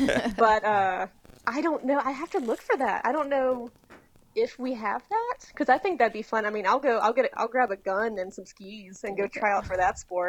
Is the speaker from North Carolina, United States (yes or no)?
yes; North Carolina, United States; now in Louisiana, United States; I'm from North Carolina, and I'm obsessed with, like, I'm from the foothills.